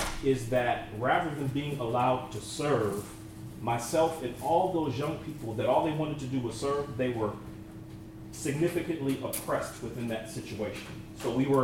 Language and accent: English; Northern California, United States; also born or lived in Abilene, Texas; I was hired at the congregation that I grew up in Northern California